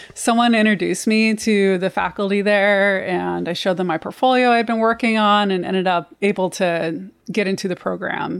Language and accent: English; Missouri, United States; also born or lived in Ozarks; now in Detroit, United States; I grew up in Missouri, a really rural part of Missouri